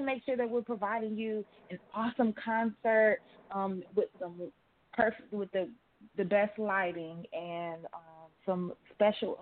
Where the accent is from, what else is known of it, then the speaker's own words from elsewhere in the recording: Chicago, Illinois, United States; That is where I'm from, the Chicago nightlife